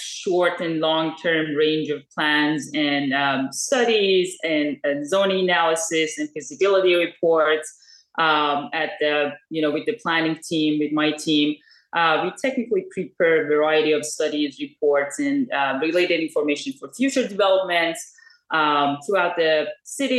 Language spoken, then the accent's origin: English; Iran; moved away as an adult; now in United States; I'm originally from Iran. And after moving to US